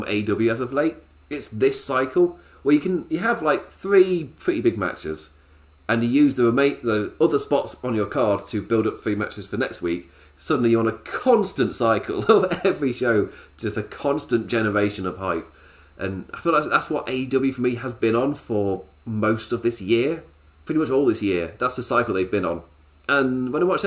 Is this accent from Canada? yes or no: no; England, United Kingdom; I'm English